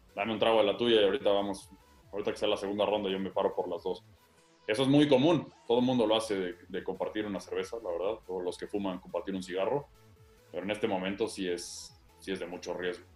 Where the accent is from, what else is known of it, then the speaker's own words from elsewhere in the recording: Querétaro, Mexico; Yo soy queretano